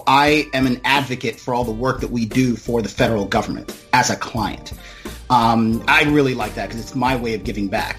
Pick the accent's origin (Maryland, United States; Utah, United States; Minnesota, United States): Maryland, United States; also born or lived in Jamaica; I was actually born in Jamaica, but my family came here in the 80s, and I grew up in Maryland and still reside in Maryland